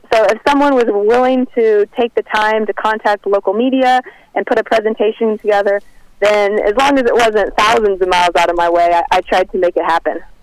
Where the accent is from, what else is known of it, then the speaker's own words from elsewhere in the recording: Kansas, United States; moved away; I'm actually from Kansas